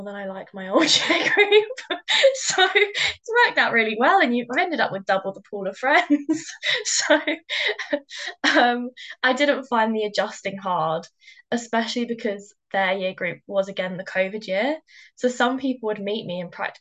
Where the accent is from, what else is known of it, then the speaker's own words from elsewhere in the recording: London, United Kingdom; I'm from London, I'm from South London